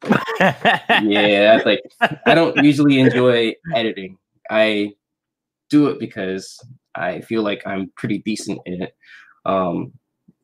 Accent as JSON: {"language": "English", "region": "New York", "country": "United States", "said": "I'm from New York"}